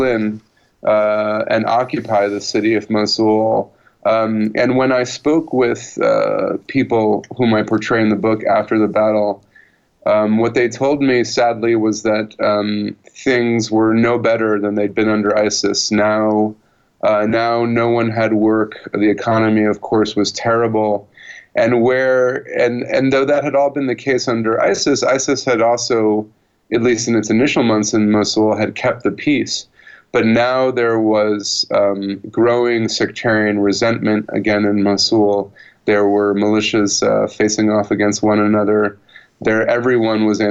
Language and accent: English; United States; I was coming from the country that had invaded and occupied Iraq a decade and a half before.